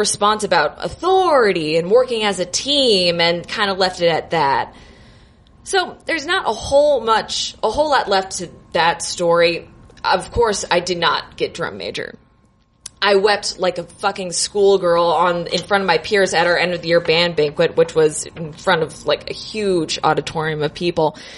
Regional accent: Naples, Florida, United States; moved away as an adult; now in Chicago, United States; I'm originally from Florida

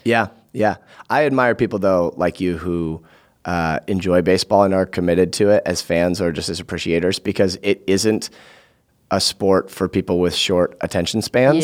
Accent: Vermont, United States; I grew up in Vermont, too

